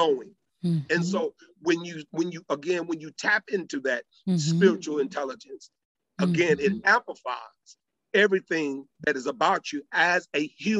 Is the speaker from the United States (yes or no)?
no; Madrid, Community of Madrid, Spain; born there; also born or lived in Torreon de Aros; So to answer your question, I've lived on at least 3 to 4 different major continents. I was born in Torreon de Aros, Madrid, Spain.